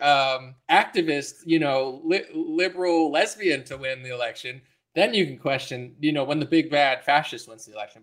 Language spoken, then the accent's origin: English; United States; I'm an American. I'm not a Russian